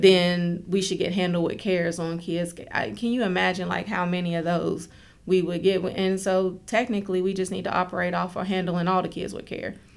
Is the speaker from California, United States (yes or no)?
no; Oak Hill, West Virginia, United States; moved away as an adult; now in Charleston, United States; I'm from Oak Hill, Fayette County